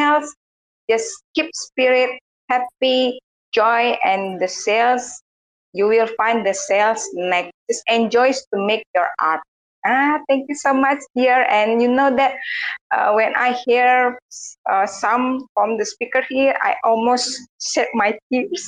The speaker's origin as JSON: {"language": "English", "country": "Indonesia", "said": "I am from Indonesia."}